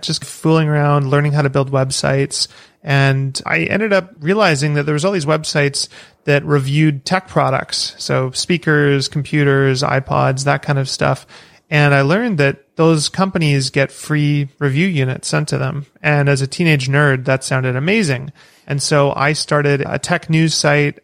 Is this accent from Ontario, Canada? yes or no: no; Vancouver, British Columbia, Canada; also born or lived in Victoria; I'm from Canada, grew up in Vancouver, which is a pretty big city